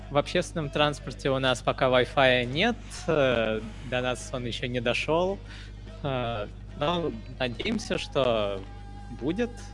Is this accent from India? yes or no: yes; India; now in Ufa, Russia; я вот, например, из Индии